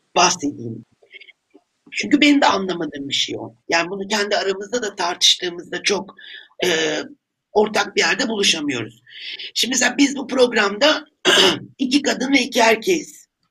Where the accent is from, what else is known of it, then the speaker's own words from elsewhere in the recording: Turkey; ben bir Türk olarak